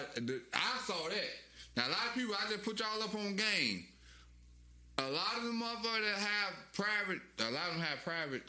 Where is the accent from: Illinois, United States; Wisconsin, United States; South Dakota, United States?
Illinois, United States; Chicago; This just growing up in Chicago